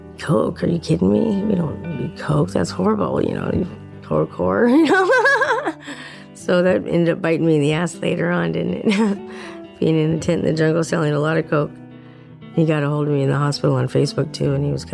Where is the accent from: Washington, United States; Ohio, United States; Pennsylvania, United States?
Washington, United States; Edmonds; also born or lived in Suquamish, Washington / Poulsbo, Washington / Tulalip, Washington; now in Seattle, United States; I grew up mainly around Edmonds and then over in Suquamish, Paulsbow area, reservation, Tulalip